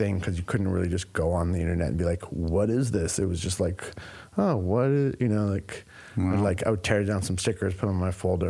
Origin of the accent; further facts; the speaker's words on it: San Diego, California, United States; also born or lived in New York City; now in Los Angeles, United States; I grew up in San Diego